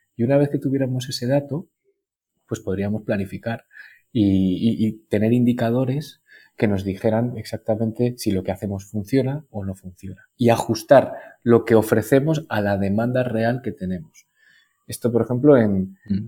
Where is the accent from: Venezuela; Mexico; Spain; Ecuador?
Spain; La Rioja; moved away as an adult; also born or lived in Navarre; me pude venir a mi tierra, a La Rioja que es donde estoy ahora trabajando